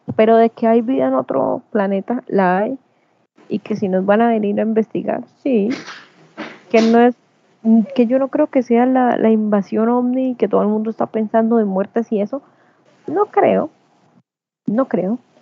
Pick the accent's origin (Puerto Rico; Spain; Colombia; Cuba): Colombia; yo como ciudadana colombiana